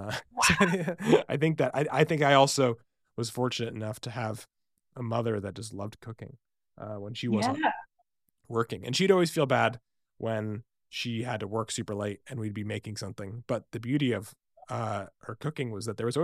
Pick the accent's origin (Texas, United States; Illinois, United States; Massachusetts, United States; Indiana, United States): Massachusetts, United States; Boston; now in Seattle, United States; I grew up in Boston.